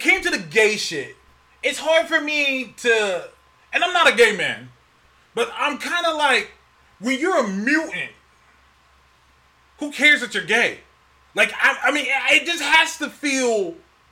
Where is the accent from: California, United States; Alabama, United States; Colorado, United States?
Alabama, United States; I was born in Alabama